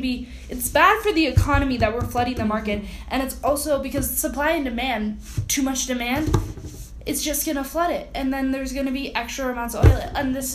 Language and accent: English; Detroit, Michigan, United States; now in Park City, United States; I'm from Detroit.